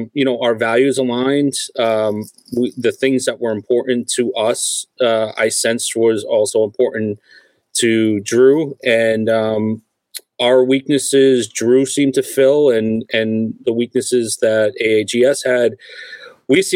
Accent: Rhode Island, United States; We grew up together in Rhode Island, and we were all collectors

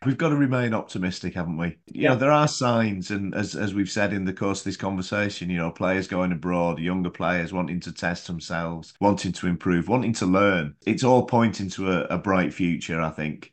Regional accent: England, United Kingdom; Being English

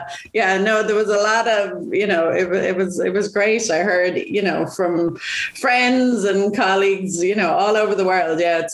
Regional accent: Waterford, Munster, Ireland; I grew up in Waterford

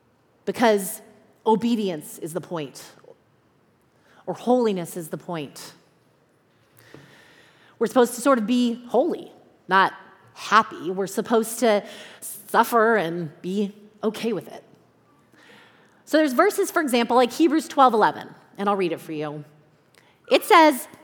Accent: Southern California, United States; also born or lived in Chicago; I am from Southern California. That is home for me, has been all my life, except for 5 years, 5 winters that I lived in Chicago.

